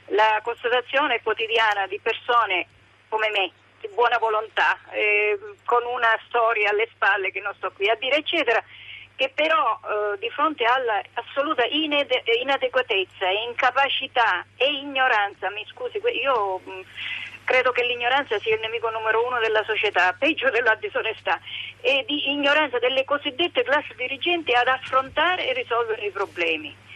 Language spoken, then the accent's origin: Italian; Sicily, Italy; moved away as an adult; also born or lived in northern Italy; sono siciliana